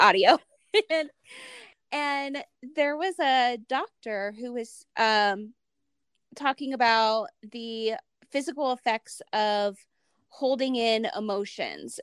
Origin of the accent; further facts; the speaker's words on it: Ohio, United States; moved away as an adult; now in Utah, United States; I'm from Ohio. So it was never, like, my idea to live in Utah